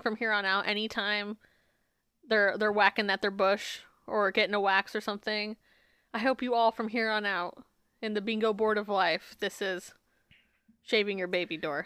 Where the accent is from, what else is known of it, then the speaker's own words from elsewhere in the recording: Phoenix, Arizona, United States; also born or lived in Peoria; my dad was a bishop from the time I was born until we moved from Phoenix to Peoria